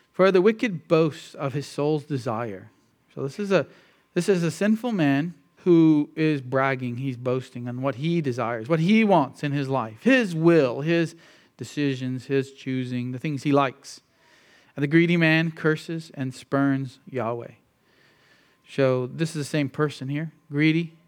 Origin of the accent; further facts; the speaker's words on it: United States; most of us who grew up in the, in the U.S.